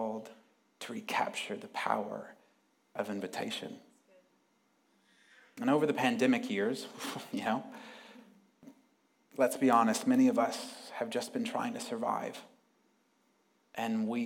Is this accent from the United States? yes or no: yes; United States; moved away as an adult; also born or lived in Sydney, Australia; now in United Kingdom; I'm from America, but I just lived in Sydney the last few years